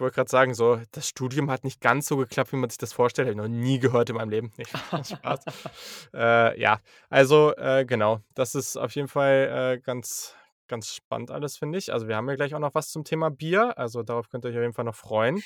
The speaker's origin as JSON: {"language": "German", "town": "Hanover", "region": "Lower Saxony", "country": "Germany", "said": "ich komme halt auch aus Hannover"}